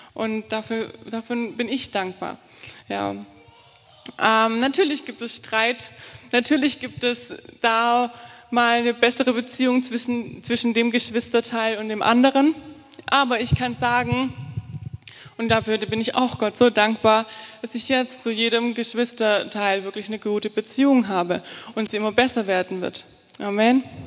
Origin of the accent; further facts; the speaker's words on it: Altensteig, Baden-Württemberg, Germany; moved away as an adult; now in Fulda, Germany; Ich komme aus dem Schwarzwald, aus dem tiefen, schönen Schwarzwald, ähm, Schwabenland, Altensteig. Das Dorf, aus dem ich komme, heißt Spielberg. Ähm, und ich bin in einer neunköpfigen Familie groß geworden.